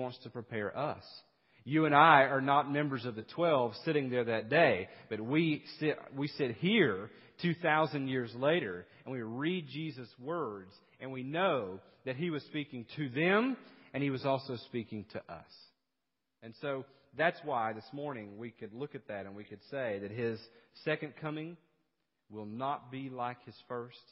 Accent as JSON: {"language": "English", "region": "East Tennessee", "country": "United States", "tie": "born or raised there", "moved": "yes", "lives_now": "South Carolina, United States", "said": "growing up in East Tennessee"}